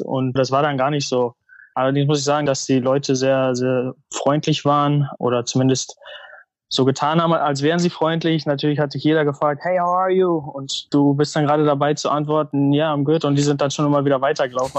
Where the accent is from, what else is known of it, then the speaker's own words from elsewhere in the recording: North Rhine-Westphalia, Germany; moved away as an adult; now in Chicago, United States; Ich bin in NRW groß geworden